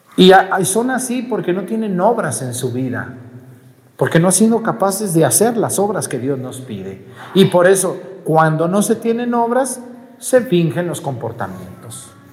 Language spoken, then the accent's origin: Spanish; Mexico; Todo mi pueblo hace paletas